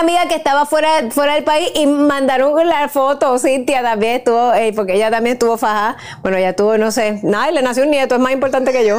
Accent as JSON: {"language": "Spanish", "country": "Puerto Rico", "tie": "born or raised there", "said": "me crié en Puerto Rico"}